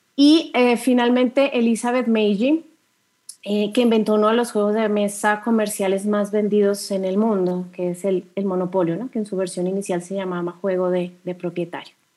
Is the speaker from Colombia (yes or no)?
yes; Colombia; soy mujer, soy colombiana